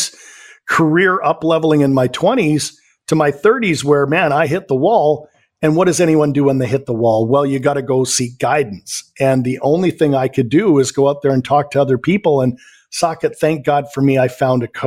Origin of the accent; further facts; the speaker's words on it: Vancouver, British Columbia, Canada; born and raised in Vancouver, Canada. So I'm a Canadian.